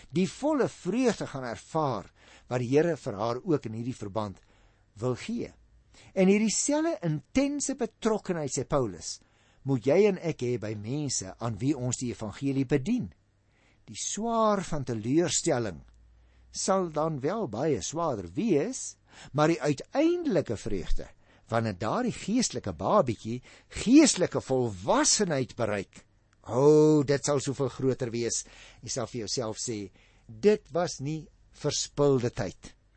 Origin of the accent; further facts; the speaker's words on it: Paarl, Western Cape, South Africa; also born or lived in Stellenbosch; Ek is gebore en grootgeword in die Parel